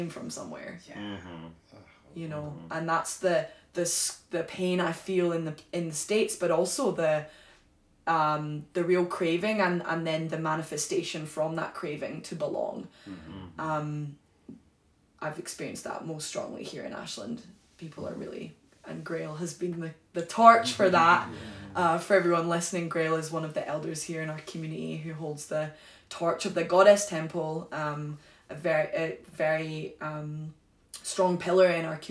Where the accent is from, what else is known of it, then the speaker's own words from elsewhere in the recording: Glasgow, Scotland, United Kingdom; moved away; also born or lived in Wales; I was born and raised in Glasgow in Scotland